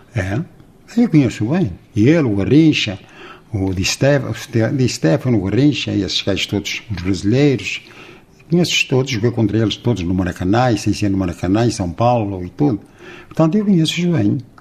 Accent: Lamas, Portugal; sou de Lamas. Aqui ao lado.

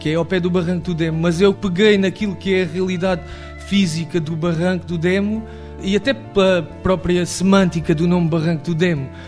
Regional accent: Monchique, Algarve, Portugal; Não, a minha terra é mesmo muito boa. Eu e Monchique somos feitos da mesma terra.

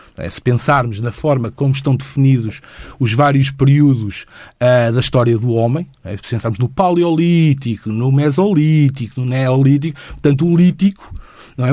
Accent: Lisbon, Portugal; also born or lived in Lagoa de Albufeira; quando eu tinha seis anos de idade, quando eu comecei a, eh, a realizar que havia muito mais para além de Lisboa

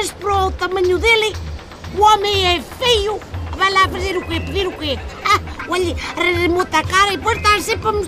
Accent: Grijó, Norte, Portugal; Eu sou do Grijão, meu pai toda a vida Bobo é do Grejó, meu filho é Grijó.

